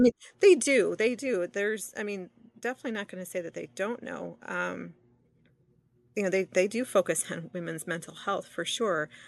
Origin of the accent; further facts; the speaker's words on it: Detroit, Michigan, United States; I grew up, I was born and raised in the southeastern Detroit area